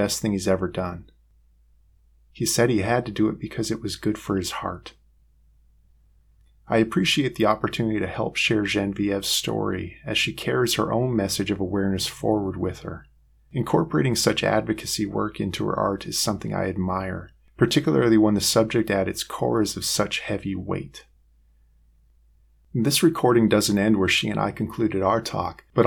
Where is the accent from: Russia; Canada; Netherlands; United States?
Canada; Western Canada; I grew up in Western Canada